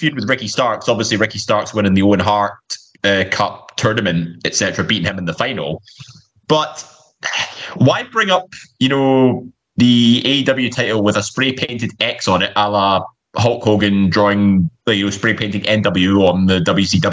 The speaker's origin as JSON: {"language": "English", "town": "Glasgow", "region": "Scotland", "country": "United Kingdom", "said": "we're both Glaswegian"}